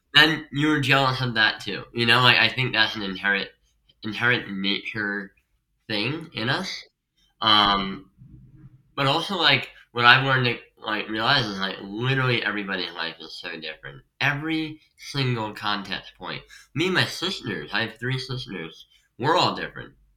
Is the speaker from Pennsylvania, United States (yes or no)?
yes; Pennsylvania, United States; moved away as an adult; also born or lived in Staten Island, New York; now in New York, United States; I'm from Pennsylvania